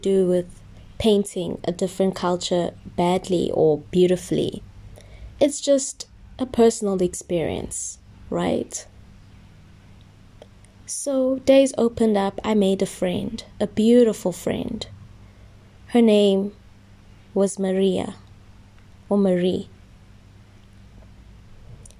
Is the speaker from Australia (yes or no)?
no; South Africa; also born or lived in Germany; I'm from South Africa